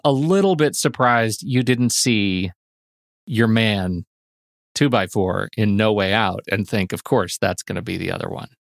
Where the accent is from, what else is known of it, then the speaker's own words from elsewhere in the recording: Colorado Springs, Colorado, United States; what I grew up with in the North End of the Old North End of Colorado Springs